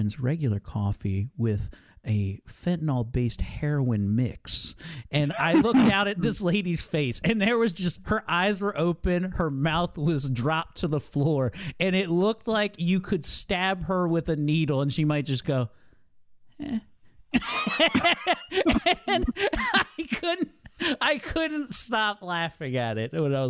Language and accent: English; Columbia, Maryland, United States; My hometown of Columbia, where I was born and raised